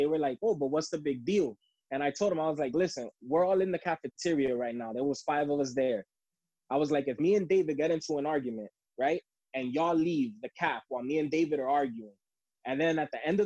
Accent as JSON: {"language": "English", "country": "Dominican Republic", "tie": "born or raised there", "moved": "yes", "lives_now": "United States", "said": "I was born in the Dominican Republic. I've been here since 1991."}